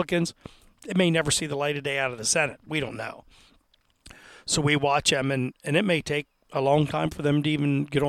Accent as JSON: {"language": "English", "town": "Altoona", "region": "Pennsylvania", "country": "United States", "said": "And then what they used to call the triangle, the Clearfield Center, they go fast, but I'm from Altoona, and by the third round, there's still tags left."}